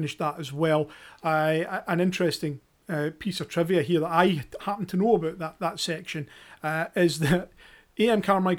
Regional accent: the West, Scotland, United Kingdom

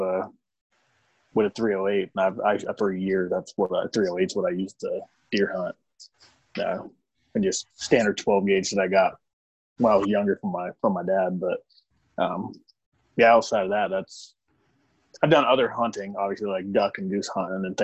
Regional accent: Kansas, United States; I'm from Kansas originally. So, I mean, you grew up in Kansas, everybody hunts deer.

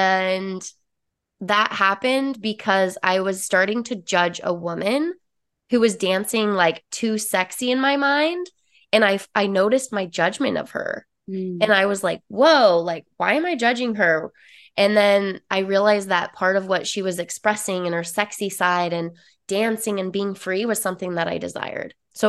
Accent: Utah, United States; So I'm originally from Utah, born and raised, lived there for 26 years. Not only that, but I grew up in a very small town. So predominantly religious, Mormon, and very judgmental area.

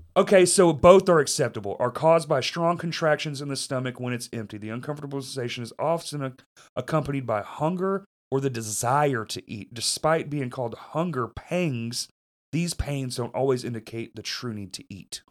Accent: Bryant, Arkansas, United States; moved away; also born or lived in Little Rock, Arkansas; I don't say I'm from fucking Bryant, dude. I say Little Rock.

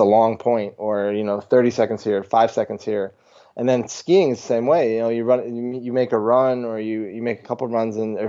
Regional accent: Vermont, United States; growing up in Vermont, there's just a ton of farms

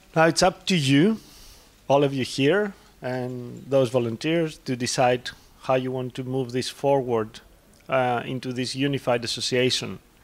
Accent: Greece; i'm a barista from greece

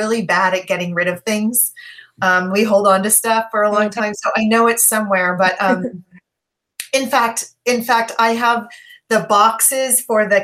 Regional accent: San Francisco, California, United States; now in Berkeley, United States; I live in Berkeley, California, which is just across the bay from San Francisco, where I grew up

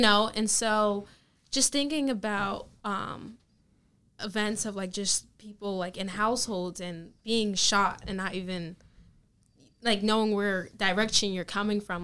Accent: Manchester, New Jersey, United States; my local town, Manchester

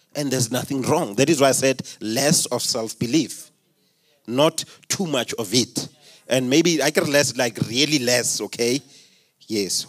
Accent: Limpopo, South Africa; I come from Limpopo

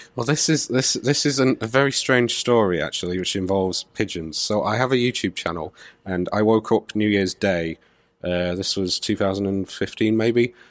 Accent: Manchester, North West England, United Kingdom; am from Manchester, and I can't do a Manchester accent

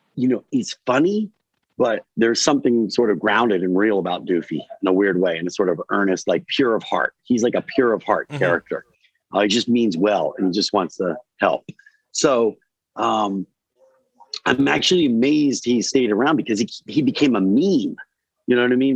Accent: Newark, Delaware, United States; I grew up in Rob Scott Manor in Newark, Delaware

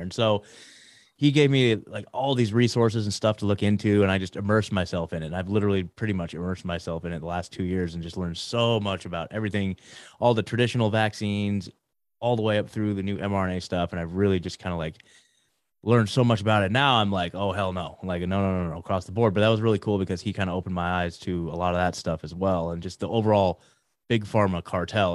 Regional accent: McMinnville, Oregon, United States; moved away as an adult; also born or lived in Portland, Oregon; now in Tennessee, United States; born and raised in Oregon, you guys. So, like, uh, born in, uh, just outside of Portland, grew up in a town called McMinnville

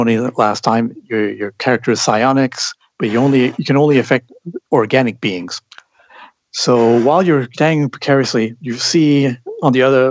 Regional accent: Canada; I'm Canadian

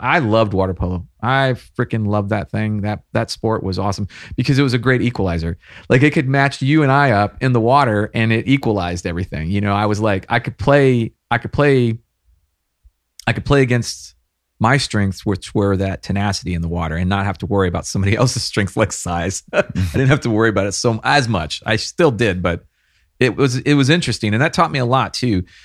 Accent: the Hill Country, Central Texas, United States; I was born and raised here in Texas, not too far from here, Central Texas, the hill country

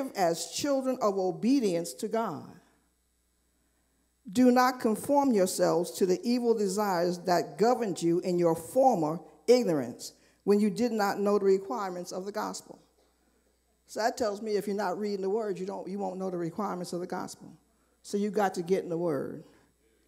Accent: New York, United States; I grew up in New York

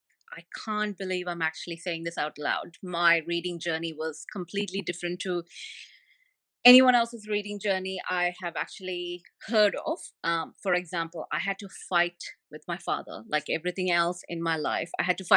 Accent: Saudi Arabia; first language Tamil; English is a second language; My mother, my primary language is Tamil, but I did not read that until I was 15 years old. And because we, growing up in Saudi, it was either English

